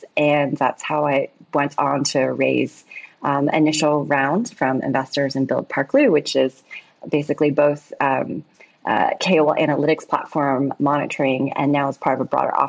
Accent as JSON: {"language": "English", "town": "Austin", "region": "Texas", "country": "United States", "tie": "born or raised there", "also_born_or_lived": "New York", "moved": "yes", "lives_now": "Shanghai, China", "said": "I'm an American born entrepreneur. I actually grew up in Austin, Texas, and went to Wharton and studied finance and found my way to China 12 years ago."}